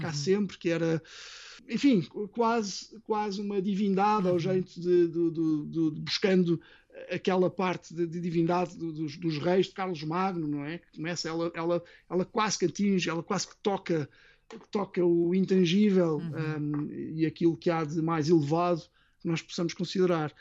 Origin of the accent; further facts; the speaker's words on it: Portugal; first language Portuguese; now in United Kingdom; nós cá em casa somos muito portuguesa